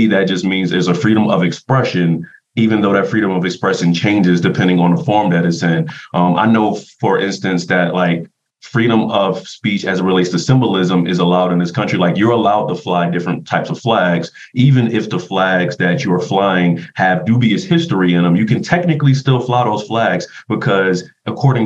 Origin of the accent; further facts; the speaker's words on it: Philadelphia, Pennsylvania, United States; moved away; I am from North Philadelphia